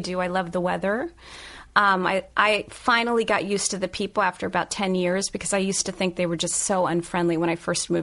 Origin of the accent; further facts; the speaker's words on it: Cincinnati, Ohio, United States; I'm from Cincinnati